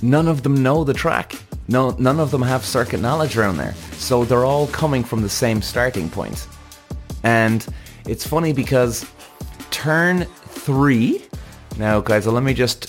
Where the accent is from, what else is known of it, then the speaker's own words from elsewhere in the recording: Ireland; also born or lived in Zandvoort, Netherlands; Now, I'm an Irish guy, Irish driver